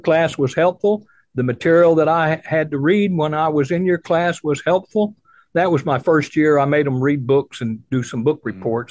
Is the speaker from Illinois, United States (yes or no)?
yes; Illinois, United States; moved away; also born or lived in the South; I grew up in Illinois.